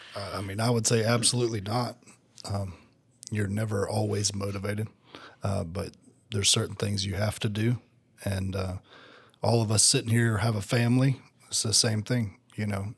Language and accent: English; Tennessee, United States; moved away as an adult; now in Georgia, United States; I'm originally from Tennessee. Um, I came down to Georgia in two thousand fifteen